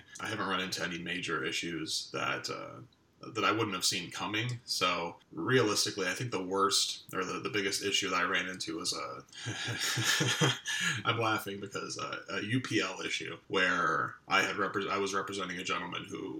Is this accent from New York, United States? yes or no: yes; Western New York, United States; moved away as an adult; now in Decatur, Illinois, United States; I'm a transplant from Western New York